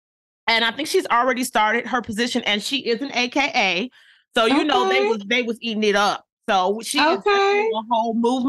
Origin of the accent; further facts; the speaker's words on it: Michigan, United States; moved away; That is my hometown. That's my home state.